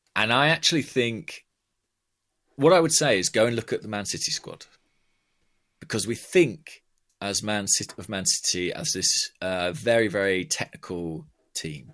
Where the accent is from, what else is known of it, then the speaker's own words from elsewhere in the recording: Watford, East of England, United Kingdom; also born or lived in Borehamwood; I was born in Watford opposite the stadium.